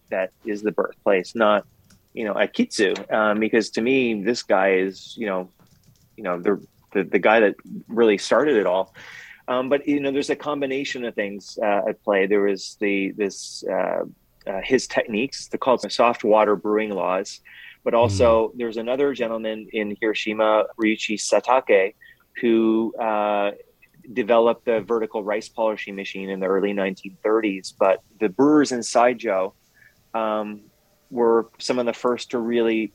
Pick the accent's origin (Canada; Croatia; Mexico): Canada; I'm French Canadian